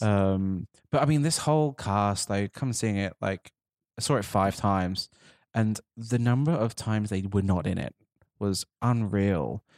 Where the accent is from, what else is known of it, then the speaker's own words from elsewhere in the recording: United Kingdom; as a Brit sitting here right now